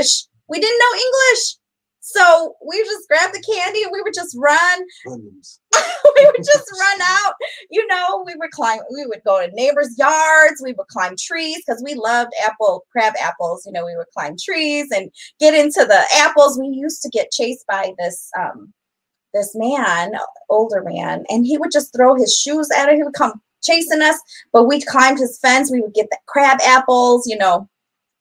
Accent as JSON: {"language": "English", "town": "Elgin", "region": "Illinois", "country": "United States", "tie": "born or raised there", "said": "We grew up right on South Chapel Street"}